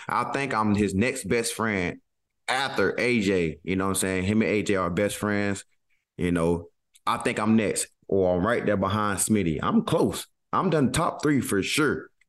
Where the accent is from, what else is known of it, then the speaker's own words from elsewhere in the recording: the South, United States; And of course, I'm from the South. If I need something, I'm going to ask, please.